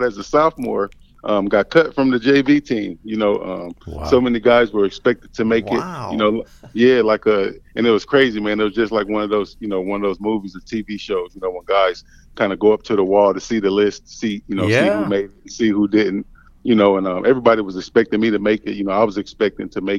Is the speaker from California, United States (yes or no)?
no; Indianapolis, Indiana, United States; also born or lived in Maine; I was born and raised in Indianapolis. Grew up there, my entire time